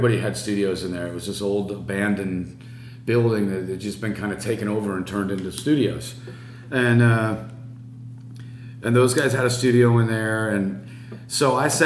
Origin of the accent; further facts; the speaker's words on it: La Habra, California, United States; I was from La Habra